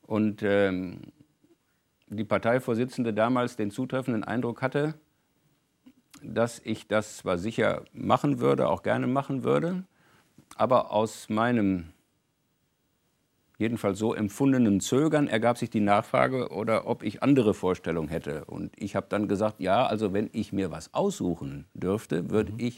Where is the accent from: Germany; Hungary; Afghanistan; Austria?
Germany; North Rhine-Westphalia; insbesondere in meiner Heimatregion Ruhrgebiet, wo der ganze Wechsel von der Montanindustrie in Dienstleistungsbereiche nun seit einiger Zeit das große Thema war